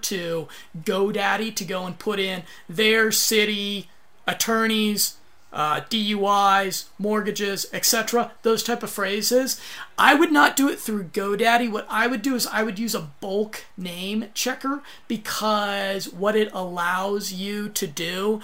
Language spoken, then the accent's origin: English; United States; I'm American.